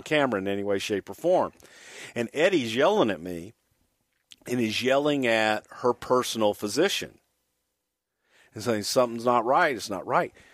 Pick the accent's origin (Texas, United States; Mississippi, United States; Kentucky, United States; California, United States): Texas, United States; Houston; also born or lived in El Paso, Texas; I was born in El Paso, grew up in Houston